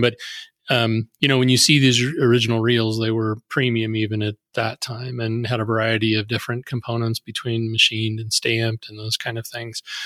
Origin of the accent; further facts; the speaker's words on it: Sidney, Nebraska, United States; I grew up in Sydney, Nebraska